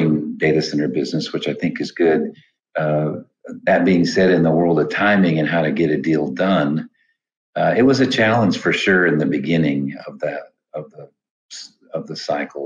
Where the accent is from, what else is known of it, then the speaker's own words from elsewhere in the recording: Midwest, United States; now in Atlanta, United States; I grew up in the Midwest with corn and soybeans and hogs and cows